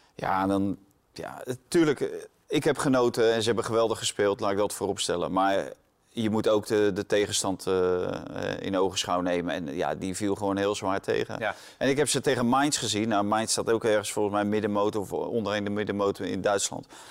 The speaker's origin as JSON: {"language": "Dutch", "country": "Netherlands", "said": "wij denken als Nederlanders"}